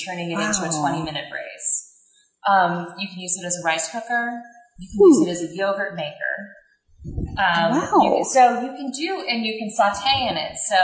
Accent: Kentucky, United States; my hometown in Kentucky

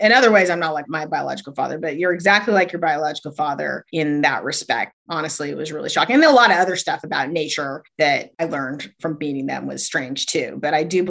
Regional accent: United States; also born or lived in Utah, United States / Arizona, United States; now in San Francisco Bay Area, United States; I grew up in Arizona and Utah

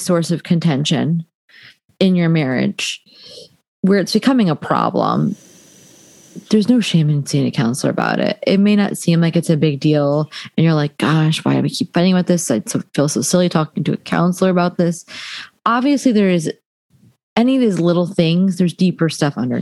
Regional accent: New Jersey, United States; I'm from Jersey, Thai American.

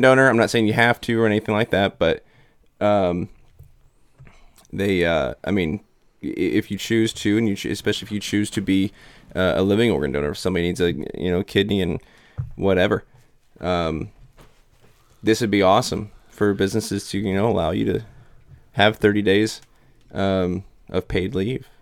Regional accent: Illinois, United States; This is, this is my hometown, you know. This is my county. This is my state

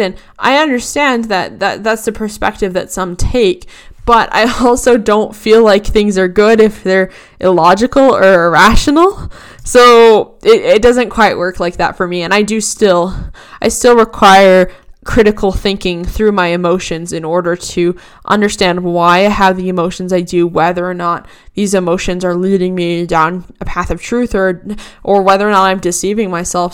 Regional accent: Boston, Massachusetts, United States; I'm from Boston, Massachusetts area

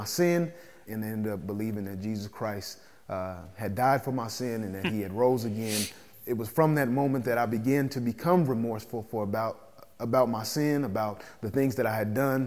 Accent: Phoenix, Arizona, United States; I grew up here in Phoenix, Arizona

